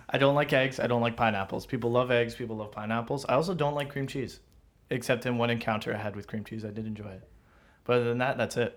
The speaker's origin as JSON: {"language": "English", "town": "Toronto", "region": "Ontario", "country": "Canada", "said": "you tell people you are from Toronto"}